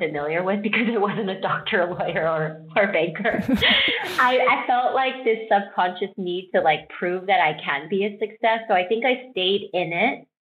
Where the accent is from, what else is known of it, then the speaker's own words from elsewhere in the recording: Texas, United States; I'm Korean American. I grew up in Texas